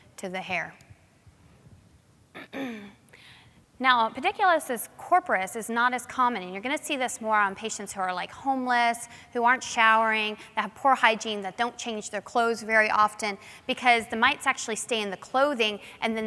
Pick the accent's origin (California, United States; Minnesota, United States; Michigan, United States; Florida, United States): Florida, United States; New Smyrna Beach; I grew up in New Smyrna Beach, which is in Florida